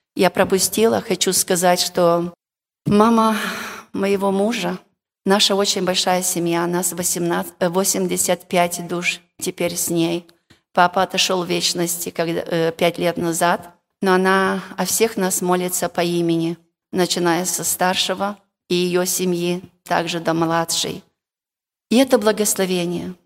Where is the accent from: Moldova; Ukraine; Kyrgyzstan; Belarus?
Moldova; Я сама молдаванка с Молдовы